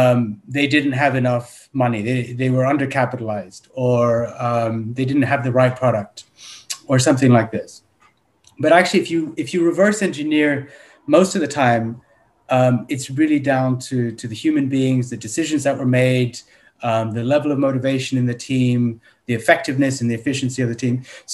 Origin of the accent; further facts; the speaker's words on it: United Kingdom; born there; I was born in the United Kingdom, so I have a British passport. My parents are from India.